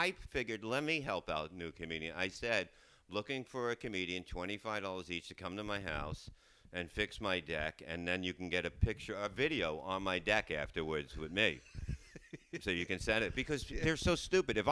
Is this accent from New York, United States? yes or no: yes; New York City, New York, United States; growing up in Staten Island